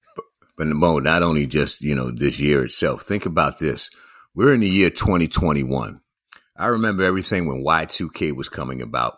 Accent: New York City, New York, United States; growing up in New York City myself

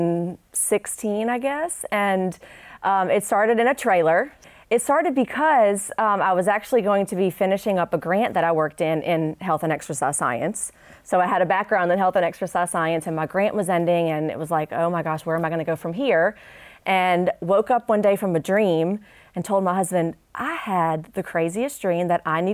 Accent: New Orleans, Louisiana, United States; now in Shreveport, United States; growing up in New Orleans

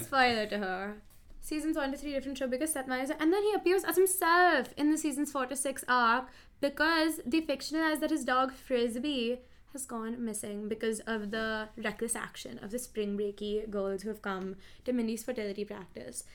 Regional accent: Mumbai, Maharashtra, India; Mumbai, India

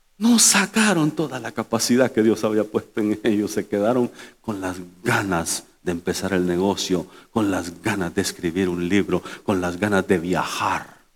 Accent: El Salvador; now in United States; mi gente del Salvador

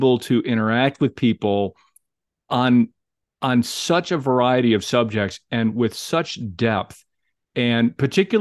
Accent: Chicago, Illinois, United States; I'm from Chicago

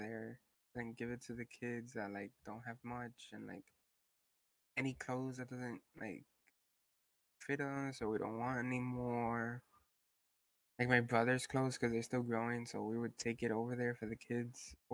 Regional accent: Nicaragua; I'm from Nicaragua

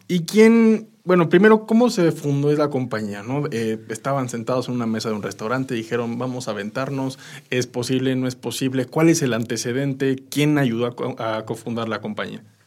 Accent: Mexico; como mexicano

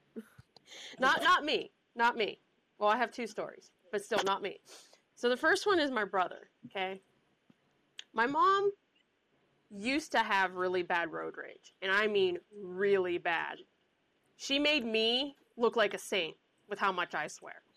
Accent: the South, United States; accent: Southern mixed with Pittsburghese; moved away; also born or lived in Pittsburgh, Pennsylvania; who grew up in the South

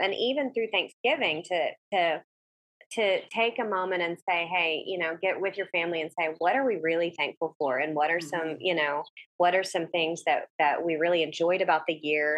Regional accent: the South, United States; moved away; I'm from the South

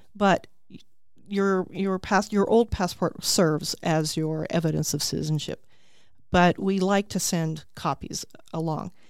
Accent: Tucson, Arizona, United States; also born or lived in California; now in Peoria, United States; I grew up in Tucson

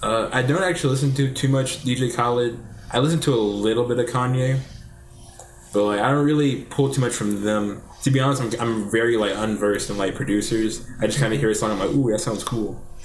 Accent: Jacksonville, Alabama, United States; I'm born and raised in uh, Jacksonville

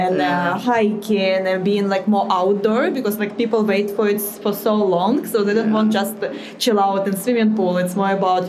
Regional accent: Vladivostok, Primorsky Krai, Russia; English is a second language; moved away as an adult; also born or lived in Playa del Carmen, Mexico; usually when I say that I'm from Russia, everyone says Moscow, St. Petersburg, and I was like, no, it's actually Vladivostok

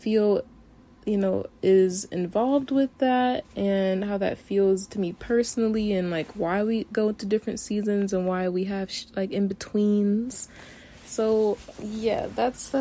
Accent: Cleveland, Ohio, United States; also born or lived in Miami, Florida; now in Tokyo, Japan; grew up in Cleveland, Ohio

